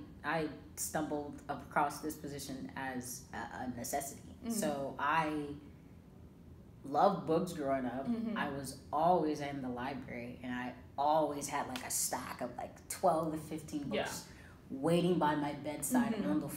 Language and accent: English; Georgia, United States; So I came from Georgia, graduated from Kennesaw State University with an African and African diaspora studies major.